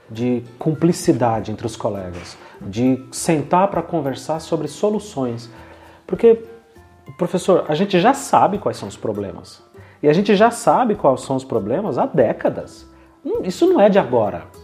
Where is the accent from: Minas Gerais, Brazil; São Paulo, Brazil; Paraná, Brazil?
São Paulo, Brazil; eu fui um menino criado em favela quando era menino, em São Paulo, na Zona Leste, Sapopemba. Então, eu sei o que é indigência, eu sei o que é pobreza.